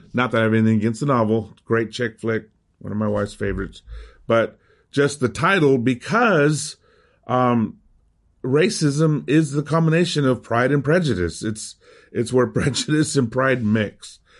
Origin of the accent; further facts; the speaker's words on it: United States; accent: American; first language Spanish; English is a second language; also born or lived in Miami; my American accent when I speak Spanish